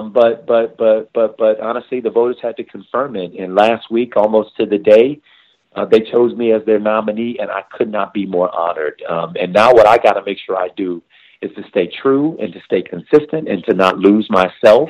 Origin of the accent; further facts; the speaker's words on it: Miami, Florida, United States; growing up in Florida, coming from Miami